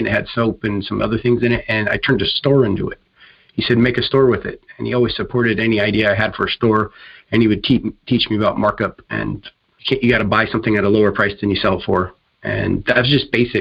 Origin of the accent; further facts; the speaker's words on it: Tacoma, Washington, United States; I was born and raised in the Tacoma, Washington area, call it home